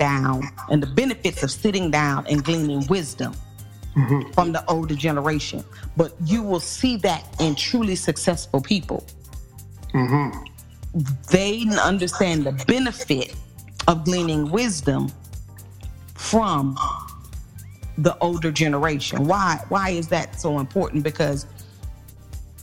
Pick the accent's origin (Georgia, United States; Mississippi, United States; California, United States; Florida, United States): Mississippi, United States; small town; moved away; my hometown